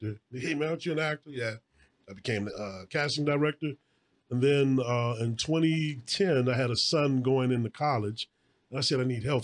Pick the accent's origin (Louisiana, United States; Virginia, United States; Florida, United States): Louisiana, United States; New Orleans; moved away as an adult; also born or lived in Montana / Los Angeles; now in Georgia, United States; I was born in Montana, raised in New Orleans. I lived in L.A. for about 10 years and then moved back to New Orleans. And then I'm a resident of Georgia as of about 4 years ago